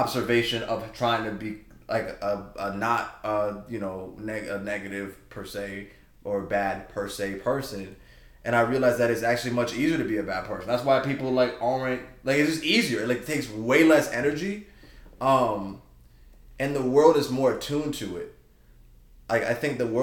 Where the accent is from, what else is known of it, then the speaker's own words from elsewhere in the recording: Georgia, United States; moved away; I'm from Georgia